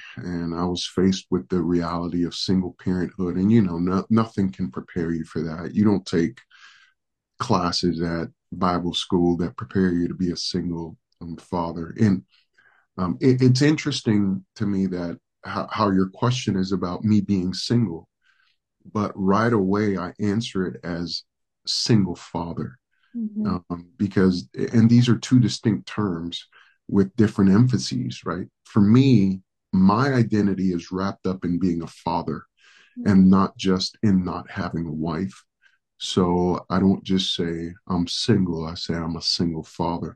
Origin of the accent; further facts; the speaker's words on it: New York City, New York, United States; first language Spanish; English is a second language; moved away as an adult; also born or lived in Dominican Republic / California / Hawaii / Phoenix, Arizona; now in Moreno Valley, United States; I'm actually originally from the Dominican Republic. So My first language is Spanish. I actually pastor predominantly Spanish church. I was raised in New York City